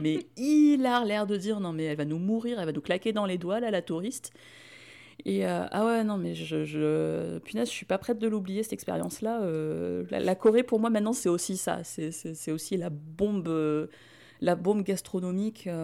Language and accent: French; France; on s'y retrouve en tant que Français.